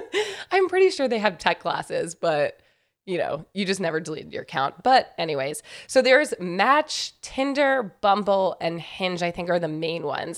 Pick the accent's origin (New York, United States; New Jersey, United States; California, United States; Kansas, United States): New York, United States; also born or lived in Raleigh, North Carolina; I grew up in New York, and then I went to school in North Carolina